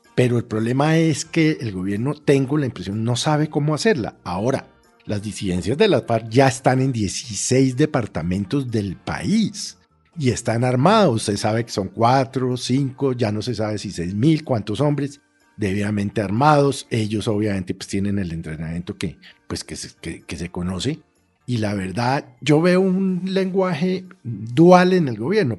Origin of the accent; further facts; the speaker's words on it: Colombia; como colombiano